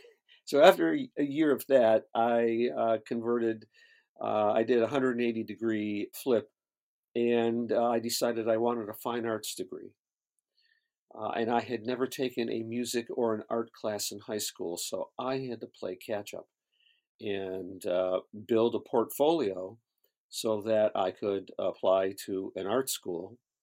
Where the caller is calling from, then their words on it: Los Angeles, California, United States; I'm in Los Angeles, California.